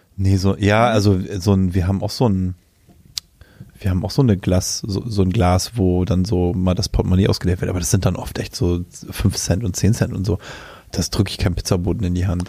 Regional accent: Germany; weil ich ja auch in Deutschland geboren bin

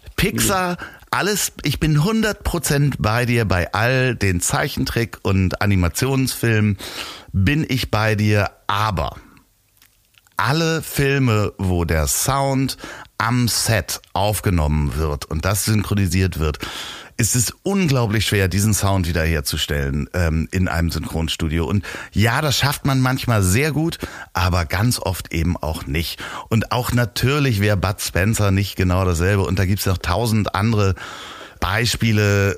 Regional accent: Germany; man wird mich in England nicht als Deutschen heraushören

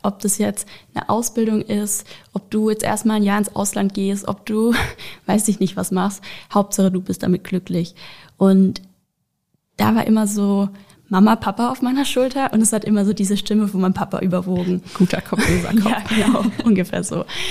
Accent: Karlsruhe, Baden-Württemberg, Germany; ich bin auch 22 Jahre alt und ich komme aus Karlsruhe

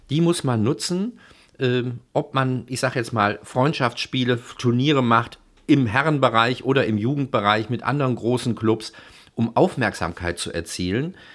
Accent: Duisburg, North Rhine-Westphalia, Germany; ich bin ja in Duisburg geboren, und bin Duisburger, auch wenn ich da jetzt schon lange nicht mehr wohne.

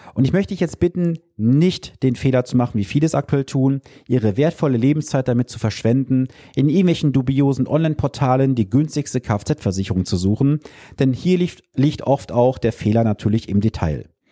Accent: Germany; als Deutsche

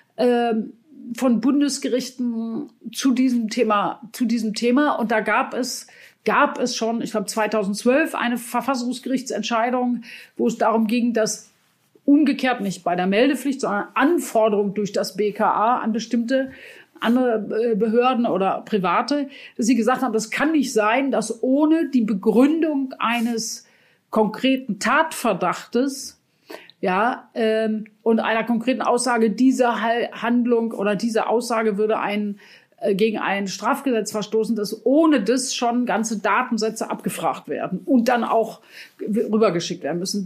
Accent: Germany; bei uns in Deutschland

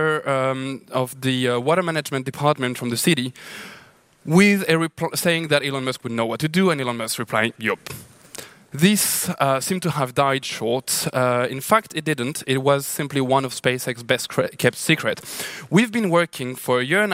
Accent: Lahore, Punjab, Pakistan; also born or lived in New Delhi, India; now in Sao Paulo, Brazil; I'm from Lahore, Pakistan

